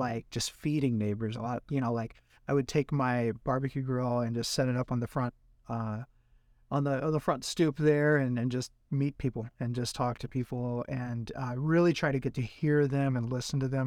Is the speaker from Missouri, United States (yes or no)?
yes; Jackson, Missouri, United States; also born or lived in Oregon; now in St. Louis, United States; I'm originally from Jackson, Missouri